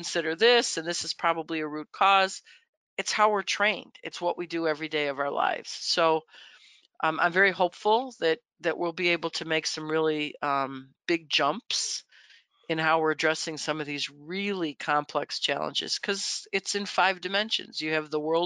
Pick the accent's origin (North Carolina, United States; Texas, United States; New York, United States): New York, United States; Buffalo; I'm from Buffalo